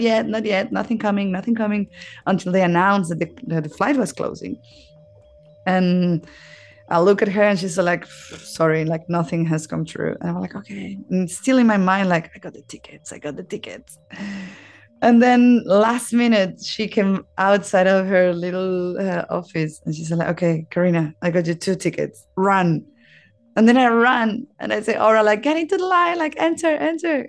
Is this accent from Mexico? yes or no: yes; Mexico; moved away as an adult; now in Australia; I was born in Mexico